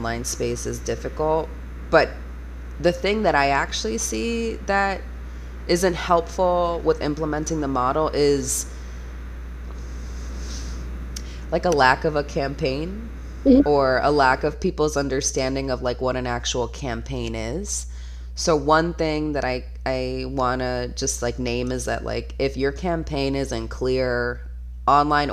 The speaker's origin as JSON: {"language": "English", "region": "Florida", "country": "United States", "said": "I'm from Florida"}